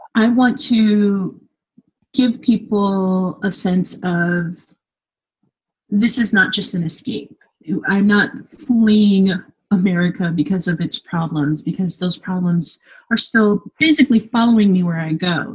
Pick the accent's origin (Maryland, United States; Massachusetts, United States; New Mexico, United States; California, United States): California, United States; Los Angeles; moved away as an adult; now in Paris, France; I say Los Angeles